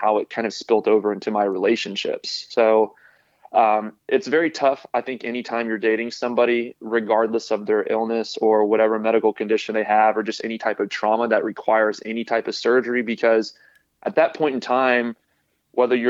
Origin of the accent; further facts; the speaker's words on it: Houston, Texas, United States; now in Austin, United States; I grew up in Houston and I'm currently living in Austin